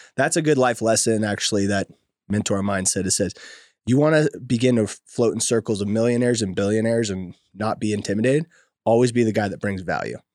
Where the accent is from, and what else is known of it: Oakdale, California, United States; born or raised there; moved away as an adult; also born or lived in Bay Area, California / San Diego, California